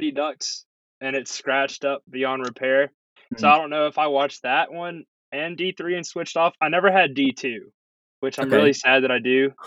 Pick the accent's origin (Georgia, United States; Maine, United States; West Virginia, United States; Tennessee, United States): Tennessee, United States; Nashville; growing up in Nashville, like, we had the Predators. Right when I was born is when they started playing.